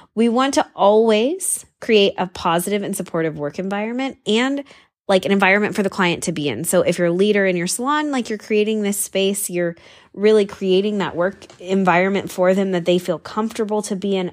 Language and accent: English; San Diego, California, United States; I'm from California and, and from San Diego, where it is like literally the most casual place in the whole wide world